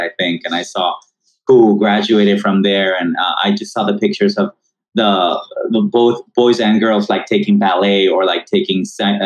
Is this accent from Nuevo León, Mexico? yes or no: yes; Monterrey, Nuevo León, Mexico; moved away as an adult; now in United States; my hometown of Monterrey, Mexico